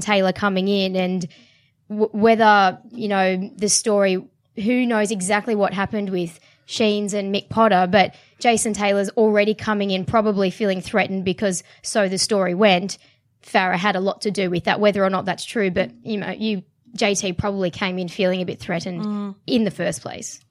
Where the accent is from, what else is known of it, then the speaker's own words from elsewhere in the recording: Sydney, New South Wales, Australia; I'm from Sydney